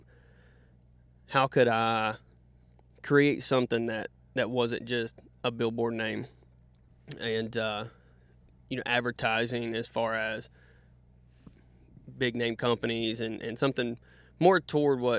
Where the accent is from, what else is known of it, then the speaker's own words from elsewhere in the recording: Statesville, North Carolina, United States; from Statesville, North Carolina. Lived in North Carolina my whole life.